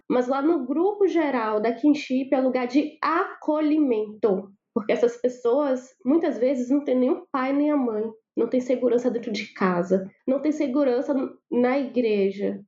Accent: Salvador, Bahia, Brazil; Eu sou baiana de Salvador, minha família fala alto por natureza

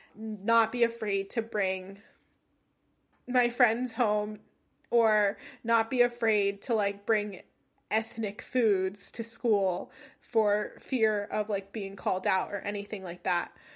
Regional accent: New Jersey, United States; first language English; I was born and raised in New Jersey

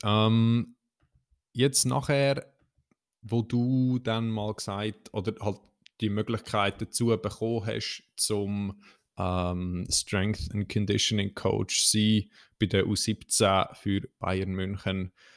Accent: Central Switzerland, Switzerland; bei uns in der Zentralschweiz

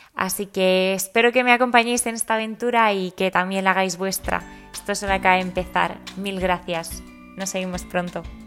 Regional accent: Valencian Community, Spain; also born or lived in Madrid; soy biotecnóloga valenciana, pero con el corazón dividido entre Madrid y Valencia

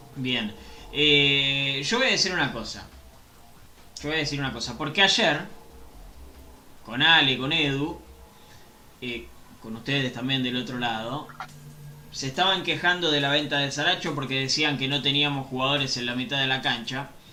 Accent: Avellaneda, Buenos Aires Province, Argentina; yo soy de Avellaneda

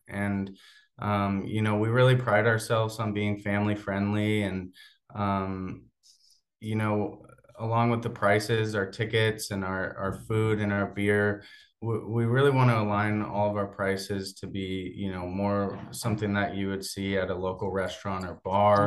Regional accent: Portland, Oregon, United States; also born or lived in Corvallis, Oregon; I grew up in the Portland area, uh, about twenty minutes south of where our office and our stadium is

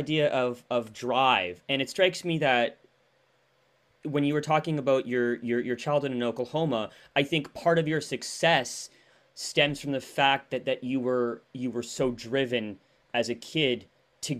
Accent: Canada; I'm a Canadian

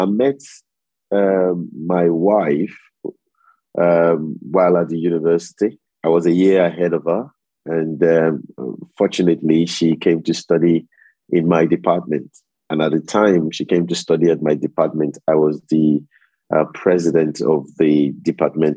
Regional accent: Lagos, Nigeria; moved away as an adult; also born or lived in Delta State, Nigeria / York, England; I'm originally from the Delta in Nigeria. My state is Delta State, but I was born in Lagos in Nigeria. I went to primary, secondary school, university. I did all my professional training in Lagos

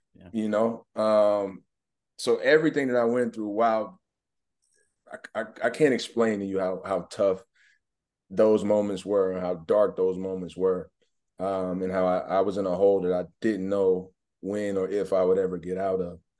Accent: Mississippi, United States; moved away as an adult; also born or lived in Atlanta, Georgia; now in Omaha, United States; I grew up in Mississippi

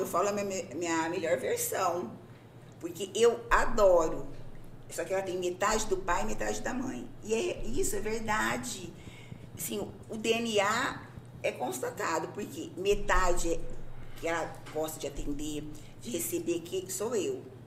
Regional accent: Pontal, São Paulo, Brazil; moved away as an adult; now in Sertãozinho, Brazil; eu sou pontalense, nasci em Pontal. Vivi minha vida praticamente inteira em Pontal. Fazem seis anos que eu moro aqui em Sertãozinho

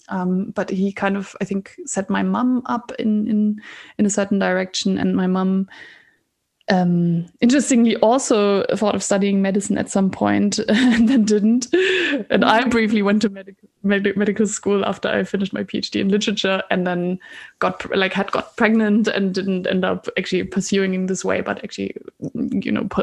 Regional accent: Germany; moved away as an adult; also born or lived in Scotland / Oxford; I moved away from Germany to study first in Scotland and then in Oxford.

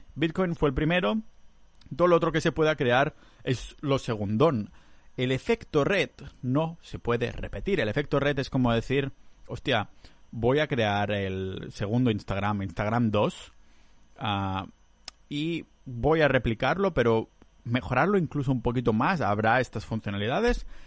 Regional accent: Catalonia, Spain; moved away; yo soy muy catalán

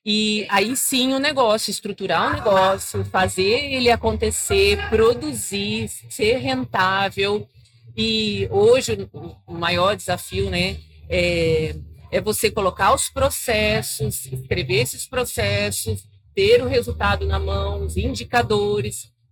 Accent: Paraná, Brazil; eu nasci no Paraná, meus pais são agricultores desde pequenos

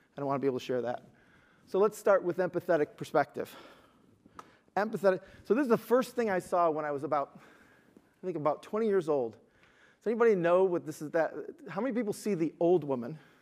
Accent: Detroit, Michigan, United States; I'm from Detroit

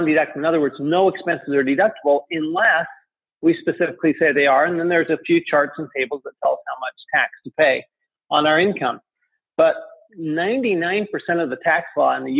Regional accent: Salt Lake City, Utah, United States; moved away as an adult; also born or lived in France / Tempe, Arizona; I grew up in Salt Lake City, Utah

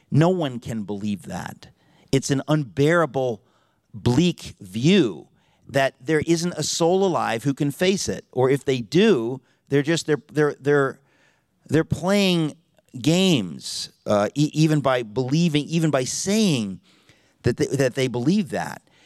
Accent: Connecticut, United States; now in New York City, United States; I grew up in Connecticut

